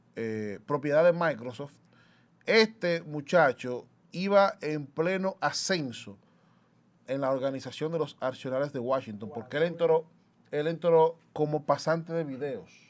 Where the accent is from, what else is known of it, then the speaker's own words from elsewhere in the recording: Dominican Republic; los dominicanos y dominicanas, en su gran mayoría, no tomamos, y me incluyo